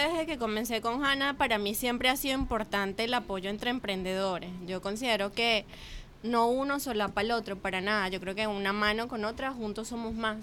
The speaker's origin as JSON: {"language": "Spanish", "country": "Venezuela", "moved": "yes", "lives_now": "Chile", "said": "salí de Venezuela"}